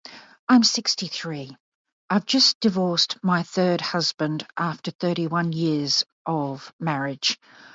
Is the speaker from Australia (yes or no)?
yes; Kalgoorlie, Western Australia, Australia; moved away as an adult; have been outside Australia for 25 years. I come from Western Australia, lived some of my childhood in Kalgoorlie, so not far from Meriden.